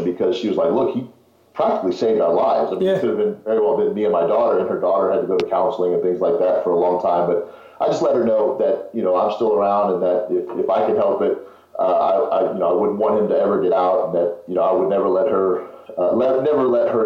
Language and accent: English; Houston, Texas, United States; also born or lived in Fort Worth, Texas; I was born in Houston, moved to Fort Worth, and then moved back to Houston when I was about eight, seven